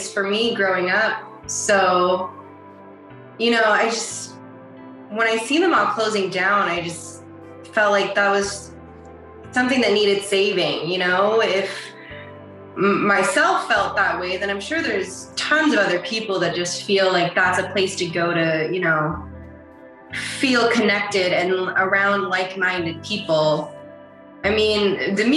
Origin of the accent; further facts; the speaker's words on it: Toronto, Ontario, Canada; I grew up in Scarborough, right at the borderline of Pickering